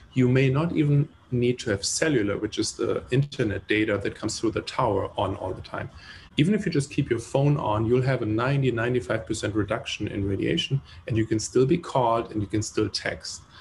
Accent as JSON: {"language": "English", "country": "Germany", "tie": "born or raised there", "moved": "yes", "said": "I grew up in Germany"}